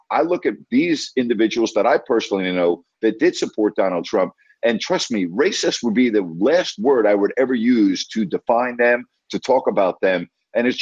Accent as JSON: {"language": "English", "country": "United States", "said": "I'm an American and I live in this country"}